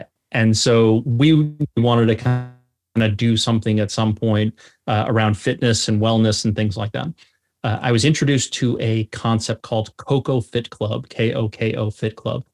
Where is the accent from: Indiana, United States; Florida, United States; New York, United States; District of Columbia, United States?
New York, United States; North Shore of Long Island; moved away as an adult; also born or lived in Birmingham, Alabama; I grew up on the North Shore of Long Island